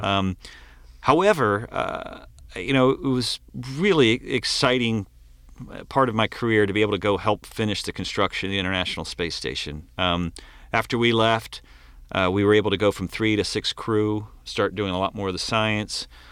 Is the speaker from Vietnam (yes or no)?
no; Maryland, United States; I grew up right by the Chesapeake Bay